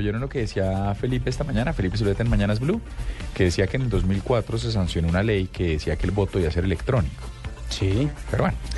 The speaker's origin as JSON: {"language": "Spanish", "region": "Bogotá", "country": "Colombia", "said": "Yo soy bogotano"}